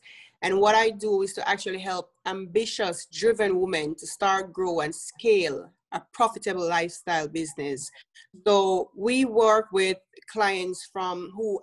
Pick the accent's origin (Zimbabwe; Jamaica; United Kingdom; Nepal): Jamaica; moved away as an adult; now in United States; If you hear my accent, I'm from Jamaica